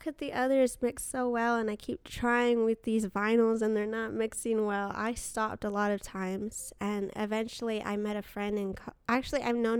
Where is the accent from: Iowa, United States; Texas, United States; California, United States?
California, United States; Glendale; Yes, in Glendale.